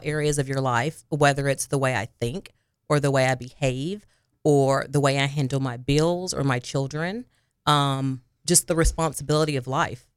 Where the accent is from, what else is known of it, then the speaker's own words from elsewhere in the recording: Harrisburg, Arkansas, United States; moved away as an adult; also born or lived in Jonesboro, Arkansas; now in Little Rock, United States; I am originally from Harrisburg, Arkansas. It is by Jonesboro, Arkansas